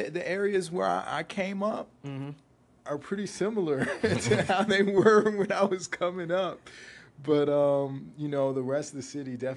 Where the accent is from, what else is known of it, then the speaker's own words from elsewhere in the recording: Washington, District of Columbia, United States; also born or lived in Silver Spring, Maryland / Atlanta; I'm from D.C. I'm from Deanwood. Split my time as a youngin between Deanwood and Silver Spring